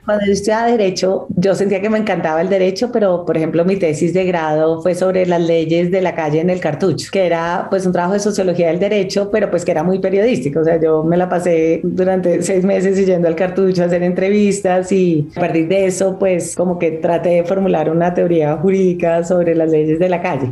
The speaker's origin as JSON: {"language": "Spanish", "country": "Colombia", "also_born_or_lived": "Boston / New York", "said": "soy una periodista de Colombia"}